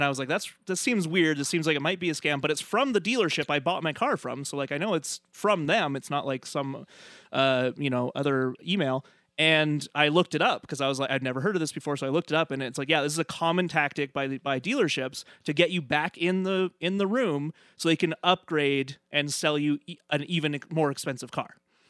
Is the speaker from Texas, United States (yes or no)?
no; New York, United States; Well, and as a New Yorker, I feel like, because I visited there a couple times